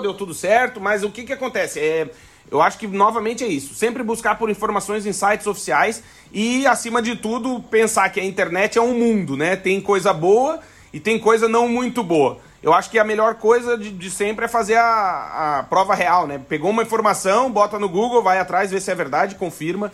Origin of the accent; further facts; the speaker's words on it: Alegrete, Rio Grande do Sul, Brazil; now in Braga, Portugal; eu sou gaúcho do Alegrete